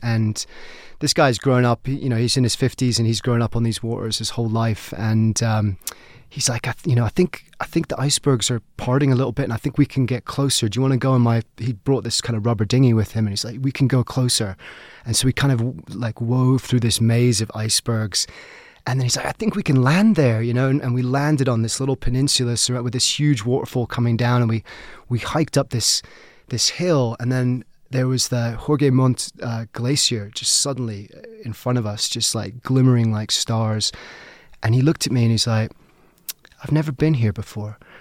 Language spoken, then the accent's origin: English; Brighton, South East England, United Kingdom; moved away as an adult; also born or lived in United States / London; now in Colorado, United States; basically grew up in Brighton, England, on the South Coast.